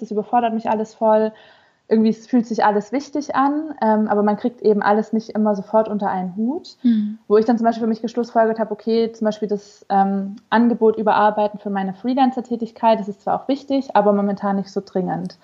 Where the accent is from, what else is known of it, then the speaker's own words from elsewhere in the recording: Stuttgart, Baden-Württemberg, Germany; now in Hannover, Germany; meine Familie ist in Stuttgart